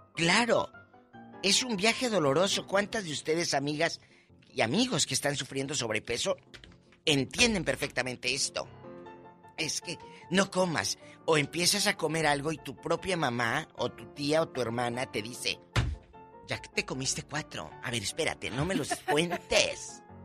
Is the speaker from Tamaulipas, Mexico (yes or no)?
yes; Matamoros, Tamaulipas, Mexico; moved away; allá en mi tierra, en Matamoros